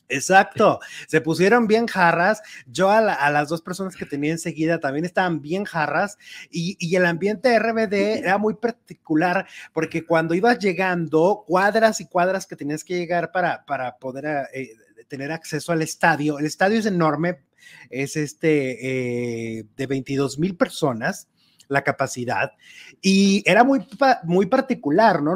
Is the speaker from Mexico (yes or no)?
yes; Mexico; nuestra música ranchera mexicana